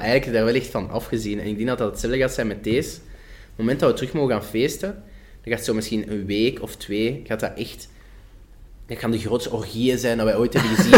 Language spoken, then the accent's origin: Dutch; Flanders, Belgium; accent: Flemish